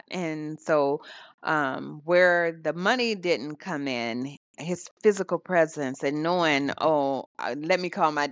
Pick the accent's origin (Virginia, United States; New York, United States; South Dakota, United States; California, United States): South Dakota, United States; growing up in South Dakota, my mother and my stepfather were in the armed services